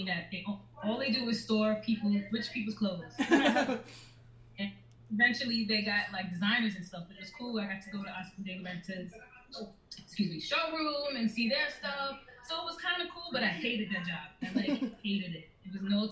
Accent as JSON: {"language": "English", "town": "New York City", "region": "New York", "country": "United States", "tie": "born or raised there", "said": "I grew up in Brooklyn"}